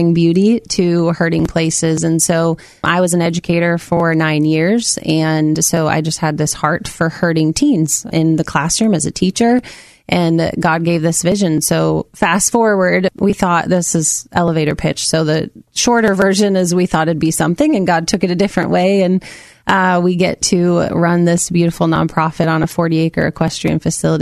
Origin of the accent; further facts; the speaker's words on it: Amity, Oregon, United States; also born or lived in Minnesota / Salem, Oregon; I grew up in Amity, Oregon. I was born in Minnesota, but we moved here when I was 5